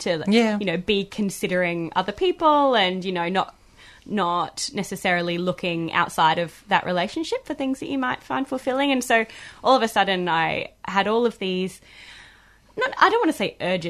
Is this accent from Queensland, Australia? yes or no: yes; Queensland, Australia; I'm from Queensland, I refer to bathing suits as togs.